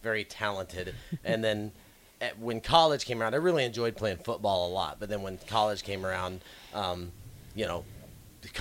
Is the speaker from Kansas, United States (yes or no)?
no; Grand Island, Nebraska, United States; I grew up in Grand Island and went to Grand Island Northwest.